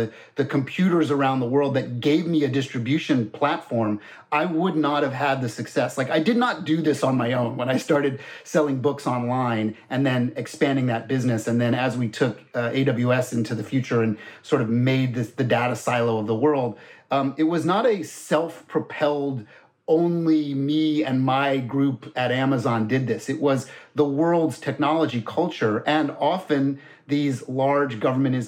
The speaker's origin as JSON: {"language": "English", "region": "Florida", "country": "United States", "tie": "born or raised there", "moved": "yes", "said": "I grew up in Florida, so I'm also kind of a NASA kid"}